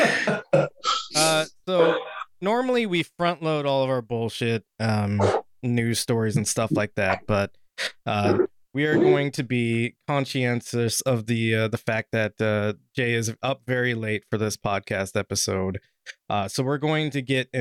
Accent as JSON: {"language": "English", "country": "Canada", "said": "We're Canadian"}